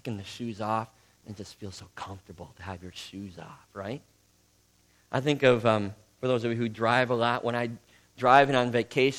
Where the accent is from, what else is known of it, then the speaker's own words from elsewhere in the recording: Midwest, United States; accent: Midwestern; But when I heard a British woman do an uncannily good imitation of my Midwestern accent, I realized the truth.